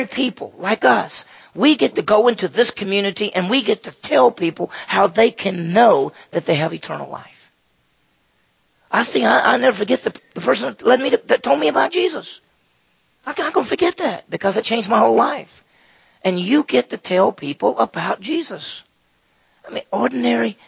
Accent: Meridian, Mississippi, United States; my hometown was Meridian, Mississippi, which had about 40,000 people

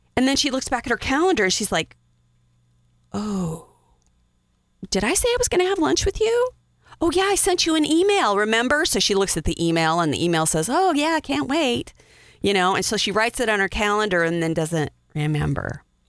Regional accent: Wyoming, United States; I'm from Wyoming

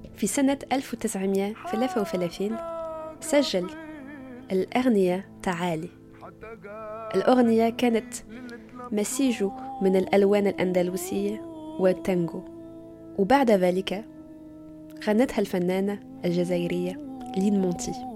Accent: Tunisia; now in Paris, France; وأنا تونسية بس عايشة بباريس

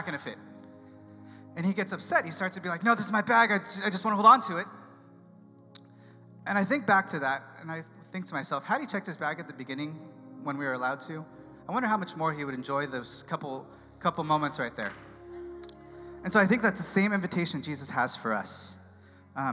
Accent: San Diego, California, United States; moved away as an adult; San Diego, my hometown

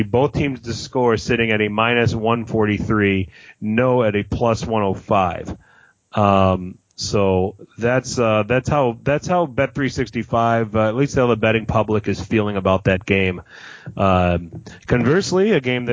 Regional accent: Wisconsin, United States; a Wisconsin native, by the way, my home state.

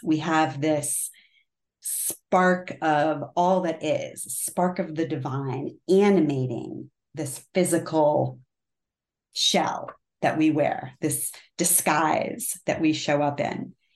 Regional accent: Connecticut, United States; moved away; I'm from Connecticut originally, so I say the super wicked ugly

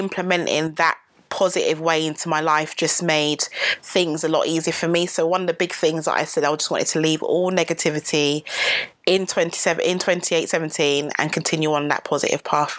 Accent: Buckinghamshire, South East England, United Kingdom; I'm from Buckinghamshire.

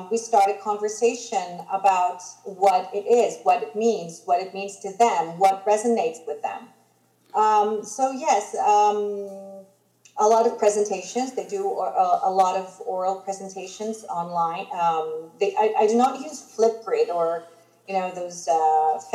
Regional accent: Greece; first language Greek; English is a second language; I am Greek

